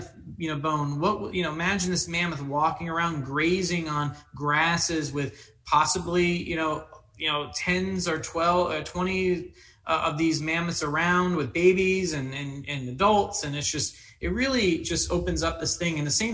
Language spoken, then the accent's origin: English; Daytona Beach, Florida, United States; when I was young, I grew up in Daytona Beach